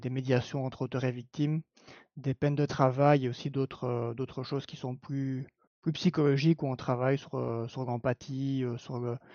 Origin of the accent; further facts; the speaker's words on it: Belgium; accent: Belgian; parce que je suis belge, au cas où vous n'aviez pas capté l'accent.